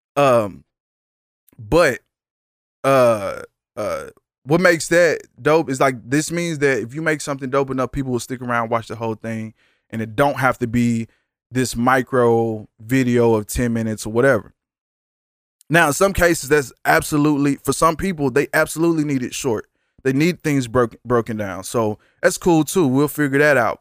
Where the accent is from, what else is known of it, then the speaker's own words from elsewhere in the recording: Dallas, Texas, United States; I'm from South side of Dallas, Texas